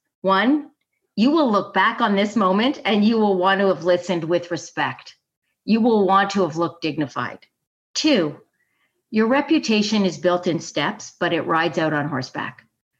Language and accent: English; Italy; also born or lived in Canada; So I was living in Rome. I grew up in Italy, which is just a magnificent place to grow up. It was really a kind of Disney childhood. But part of being an international citizen, a Canadian somewhere else